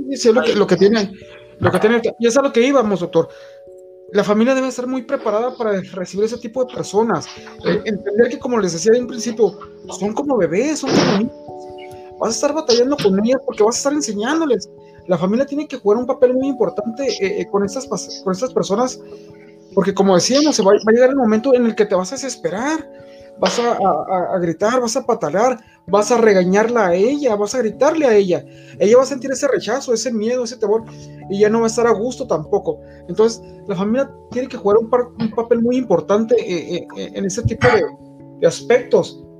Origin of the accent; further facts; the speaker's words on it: Mexico; aquí en México